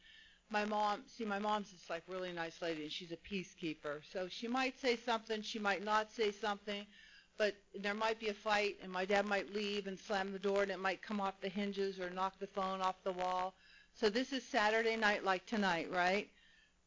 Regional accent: Pittsburgh, Pennsylvania, United States; moved away as an adult; now in Mission Viejo, United States; I grew up in Pittsburgh, Pennsylvania

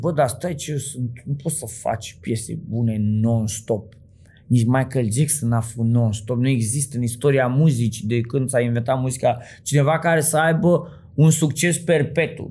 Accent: Bucharest, Romania; vin din Sălăjean

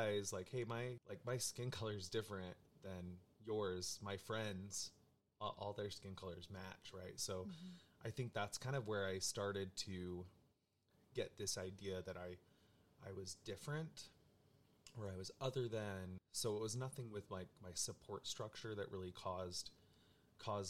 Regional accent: Utah, United States; I grew up in Utah and grew up in a very Mormon, very LDS family

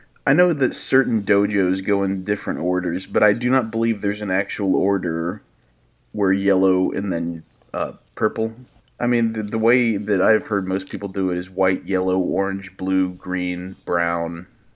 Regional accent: Midwest, United States; now in Tennessee, United States; I just moved from the Midwest to, like, the deep south of Tennessee, and my accent's already starting to change a little bit when I talk to certain people.

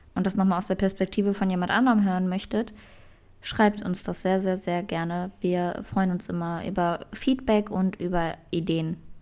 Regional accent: Germany; bei uns in Deutschland

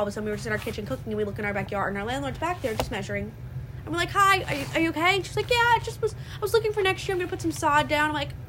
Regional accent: Long Island, New York, United States; We're from Long Island.

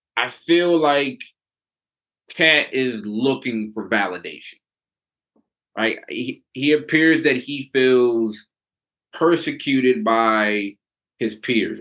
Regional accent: Philadelphia, Pennsylvania, United States; I'm born and raised in Philly

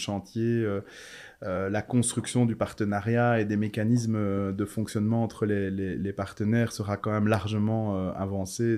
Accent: Charleroi, Wallonia, Belgium; moved away as an adult; also born or lived in Brussels; ma ville natale

